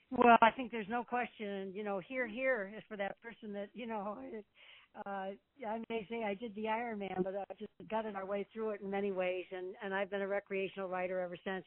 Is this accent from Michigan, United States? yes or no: yes; Detroit, Michigan, United States; moved away; Detroit, a couple different trips, my hometown